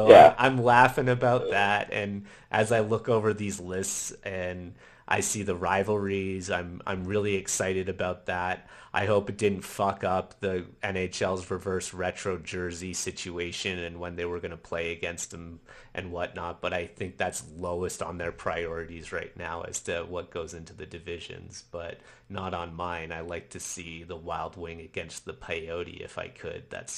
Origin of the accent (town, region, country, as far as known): Canada